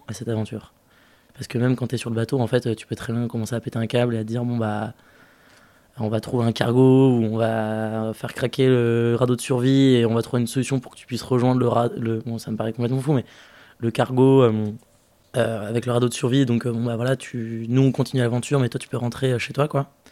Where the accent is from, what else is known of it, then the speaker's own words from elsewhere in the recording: French Guiana; d'où je viens, je suis né en Guyane